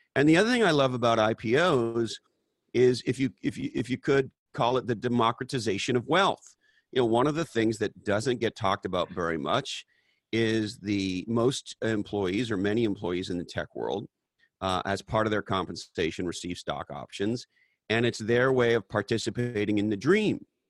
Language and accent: English; Canada; now in United States; I was born in Canada